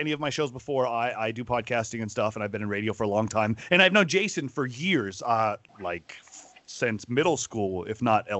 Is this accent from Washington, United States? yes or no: yes; Washington, United States; I'm from Washington State.